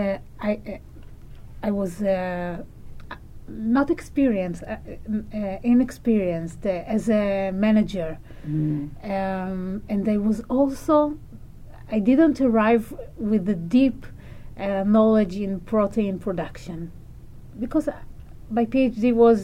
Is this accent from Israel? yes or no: yes; Israel; English is a second language